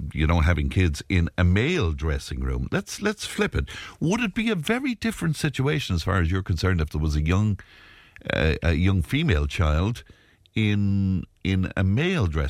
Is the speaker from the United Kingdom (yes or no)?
no; Ireland; as Irish